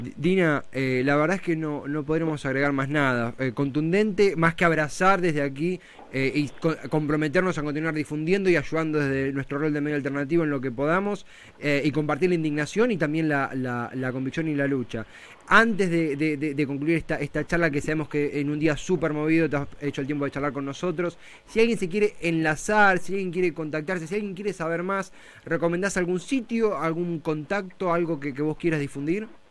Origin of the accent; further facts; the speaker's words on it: Buenos Aires Province, Argentina; Hablo como bonaerense también, más allá de, todo. Eh, vivo en Buenos Aires